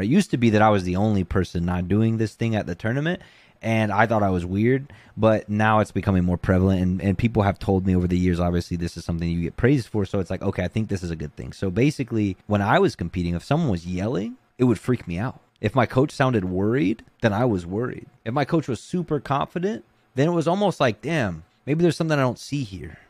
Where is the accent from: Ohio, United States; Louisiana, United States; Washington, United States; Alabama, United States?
Alabama, United States; Gulf Shores; moved away; I'm originally from Gulf Shores, Alabama, which is an island at the bottom of Alabama